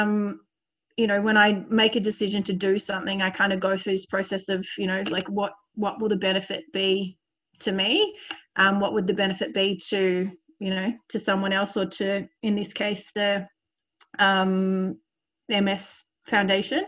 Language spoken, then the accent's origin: English; Sydney, New South Wales, Australia; I grew up in Sydney